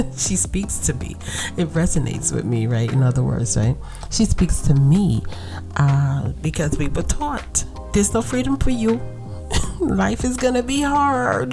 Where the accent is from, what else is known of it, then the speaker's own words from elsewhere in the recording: New York City, New York, United States; accent: Brooklyn vernacular; I'm from Brooklyn